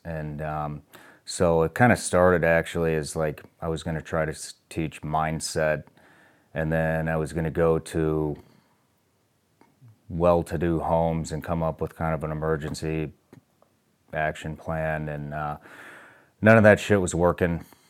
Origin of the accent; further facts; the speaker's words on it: Kansas City, United States; born there; also born or lived in Iowa / Illinois; But I was born in Kansas City, then we moved to Iowa, then we moved to Illinois